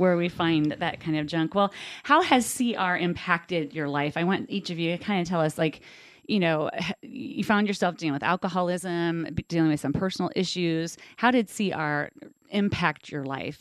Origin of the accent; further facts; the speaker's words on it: Covington, United States; also born or lived in Danville / Catlin, Illinois; my family moved to Covington. I lived on 3rd Street in Covington, grew up